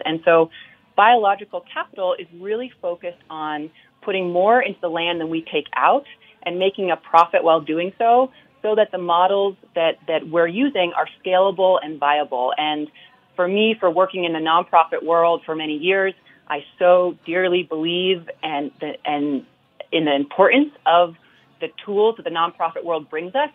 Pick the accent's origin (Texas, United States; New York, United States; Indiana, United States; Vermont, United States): Vermont, United States; growing up in Vermont. I grew up on a farm.